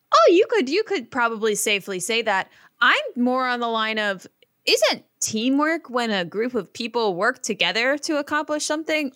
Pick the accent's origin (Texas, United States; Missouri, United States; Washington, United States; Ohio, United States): Ohio, United States; I grew up in Ohio